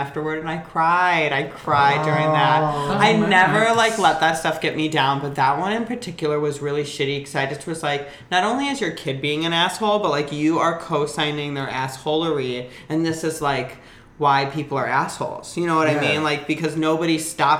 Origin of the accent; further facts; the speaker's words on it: Aurora, Illinois, United States; moved away as an adult; now in Los Angeles, United States; I'm from Chicago. Well, Aurora originally, if we want to get technical. I'm from the suburbs.